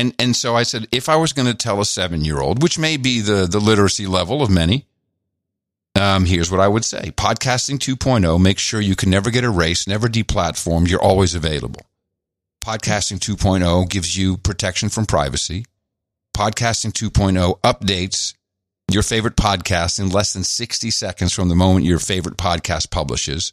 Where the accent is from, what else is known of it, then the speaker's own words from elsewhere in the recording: Amsterdam, North Holland, Netherlands; moved away; I grew up in Amsterdam